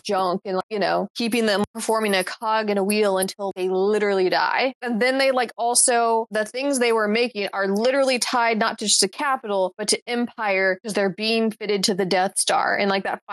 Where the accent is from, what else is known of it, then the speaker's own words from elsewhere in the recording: Mississippi, United States; also born or lived in Alabama; now in North Carolina, United States; I was born in Alabama. I've lived in Mississippi for most of my life